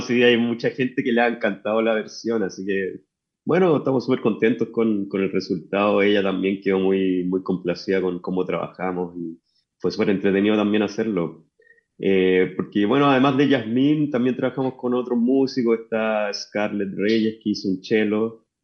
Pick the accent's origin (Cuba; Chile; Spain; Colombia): Chile; Chuquicamata, Antofagasta; yo nací en Chuquicamata y desde allá vengo que no es precisamente Antofagasta